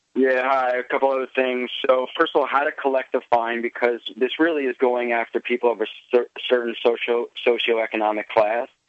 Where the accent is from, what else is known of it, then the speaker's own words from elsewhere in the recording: New York City, New York, United States; I grew up in Brooklyn, but I also spent a couple of years in the suburbs